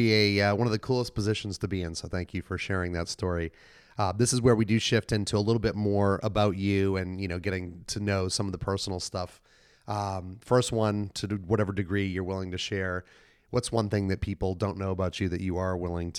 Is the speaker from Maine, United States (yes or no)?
yes; Maine, United States; I'm from Maine, so I know well.